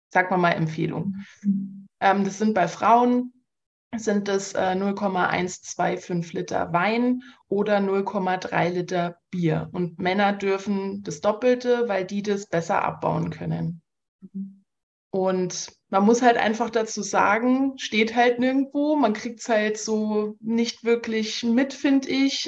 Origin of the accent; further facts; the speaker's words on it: Saarland, Germany; now in Munich, Germany; ich komme ursprünglich aus dem Saarland